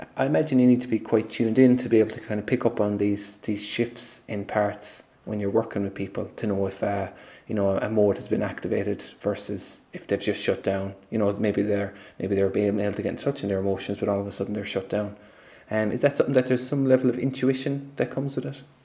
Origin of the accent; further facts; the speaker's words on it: Ireland; us as an Irish people